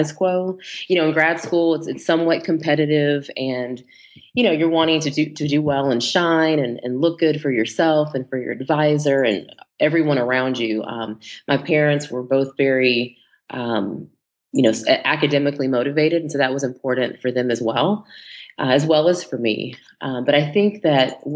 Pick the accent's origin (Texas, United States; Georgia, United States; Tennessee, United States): Texas, United States; moved away as an adult; now in Los Angeles, United States; I am originally from Texas, and I love to start with that because I am a true native Texan, although I do reside in Los Angeles, California